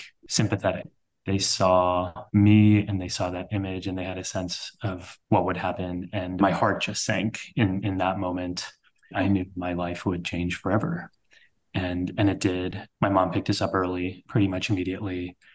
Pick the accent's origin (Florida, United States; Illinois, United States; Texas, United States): Texas, United States; South; now in New York, United States; I was born and raised in Texas, one of the very few Sikh families wearing turbans in South Texas, where we grew up